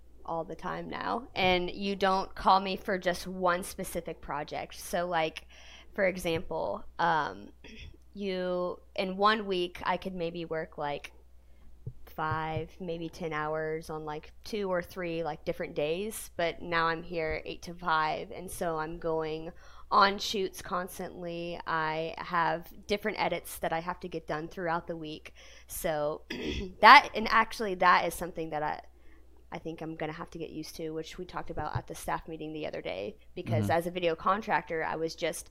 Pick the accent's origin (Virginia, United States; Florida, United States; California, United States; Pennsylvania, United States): Florida, United States; Lakeland; I'm from Lakeland, Florida